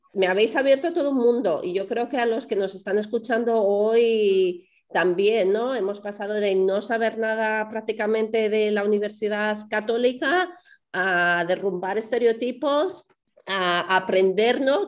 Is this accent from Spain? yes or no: yes; Spain; yo de España